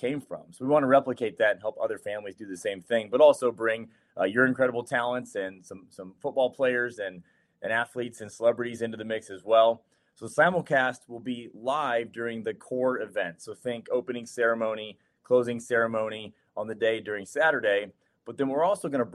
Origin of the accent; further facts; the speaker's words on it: Ohio, United States; moved away; also born or lived in Charleston; I'm from Ohio, born and raised. I grew up a Buckeye